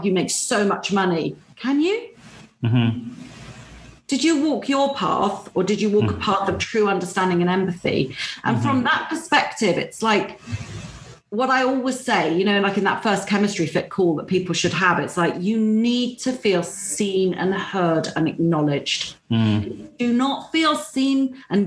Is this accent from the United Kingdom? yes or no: yes; United Kingdom; being British